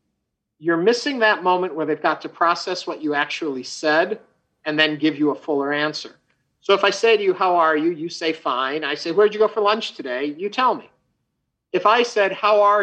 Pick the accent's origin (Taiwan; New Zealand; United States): United States; moved away as an adult; also born or lived in Chicago; now in Houston, United States; I grew up outside of New York City.